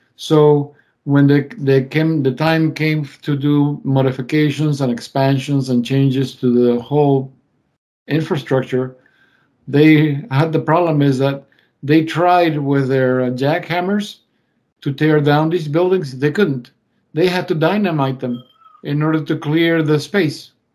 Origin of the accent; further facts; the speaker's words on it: Mendoza, Argentina; moved away; my hometown of Mendoza